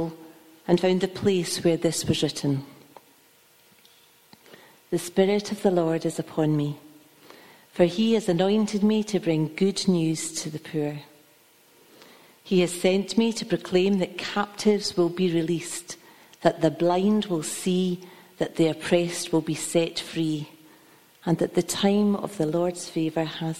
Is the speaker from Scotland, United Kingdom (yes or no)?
yes; Kilmarnock, Scotland, United Kingdom; moved away; I'm originally from Kilmarnock